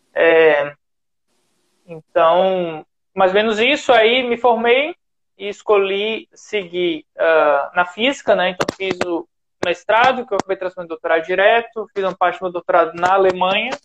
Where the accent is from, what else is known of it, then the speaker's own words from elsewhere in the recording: Ceará, Brazil; eu sou do Ceará